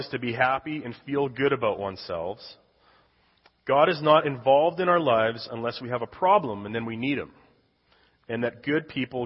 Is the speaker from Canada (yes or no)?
yes; Canada; moved away as an adult; I was born and raised in Canada